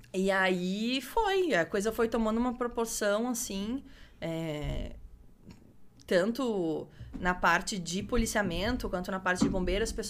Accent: Parobé, Rio Grande do Sul, Brazil; Sou de Parobé.

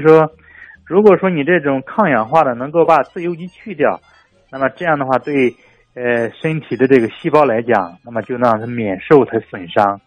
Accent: China; 让我们中国人

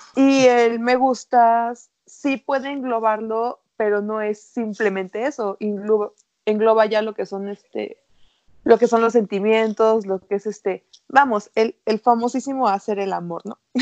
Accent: Culiacán, Sinaloa, Mexico; soy sinaloense

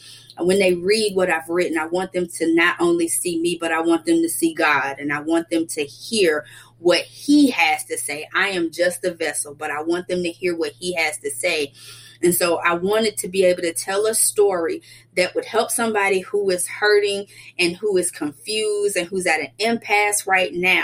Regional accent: Atlanta, Georgia, United States; I was born and raised right here in Atlanta.

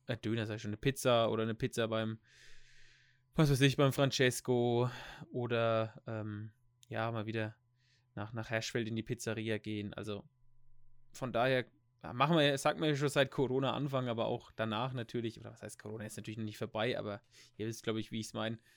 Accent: Germany; wir sind ja eh als, als Deutsche

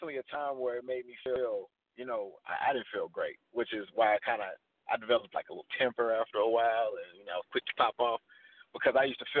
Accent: Missouri City, Texas, United States; I grew up in Mo City.

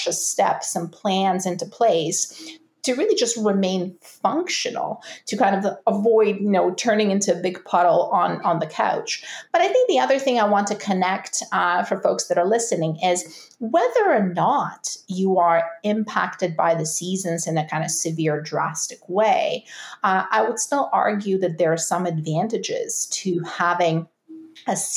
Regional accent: Russia; now in Canada; I'm from Russia, there are absolutely clear seasons there. Now I live in Canada

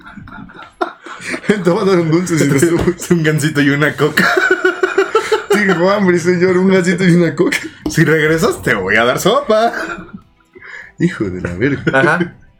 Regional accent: Mexico; soy mexicano

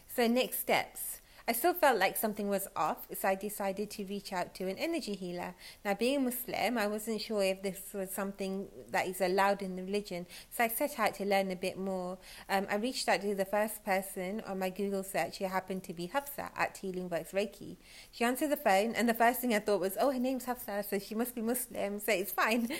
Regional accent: United Kingdom; I'm British

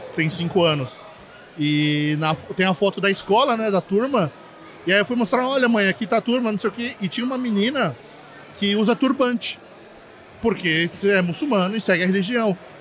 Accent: coast of São Paulo, Brazil; now in Montreal, Canada; Eu sou do litoral de São Paulo

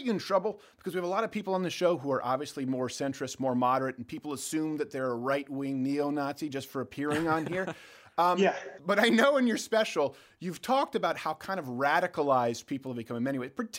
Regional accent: Canada; as a Canadian

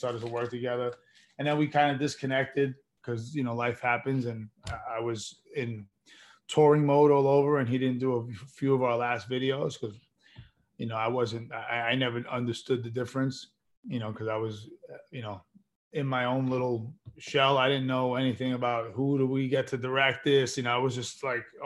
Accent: New York, United States; moved away as an adult; also born or lived in Queens, New York; now in Los Angeles, United States; I was from New York.

